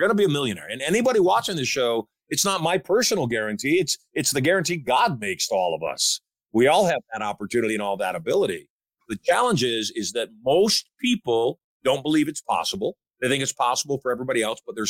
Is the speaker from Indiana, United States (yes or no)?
no; Michigan, United States; I grew up in Michigan. I know what the culture of Michigan is